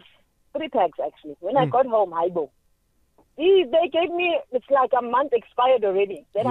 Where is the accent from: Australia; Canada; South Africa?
South Africa; Cape Town, Western Cape; now in Pretoria, South Africa; Remember, I'm from Cape Town now, and now I'm 5 months here